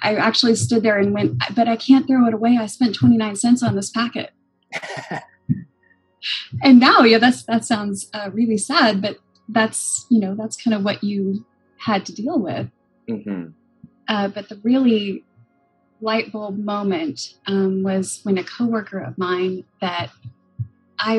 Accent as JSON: {"language": "English", "region": "Kansas", "country": "United States", "tie": "born or raised there", "said": "I was born and raised in Kansas"}